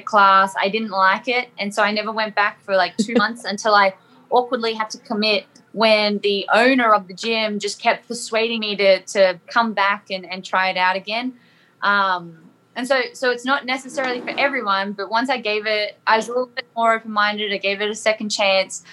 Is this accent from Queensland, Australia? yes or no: yes; Sunshine Coast, Queensland, Australia; moved away as an adult; now in Cookeville, United States; So I'm actually from, it's not really small anymore, but it's like a beachy town in Queensland called the Sunshine Coast. Back in Australia, I should probably specify that if people don't understand my accent, but yeah, so I'm originally from Australia, and now I currently live in Tennessee